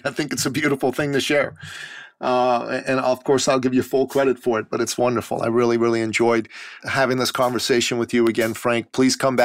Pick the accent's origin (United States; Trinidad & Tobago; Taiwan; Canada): Canada; I'm very proud to be a Canadian as well.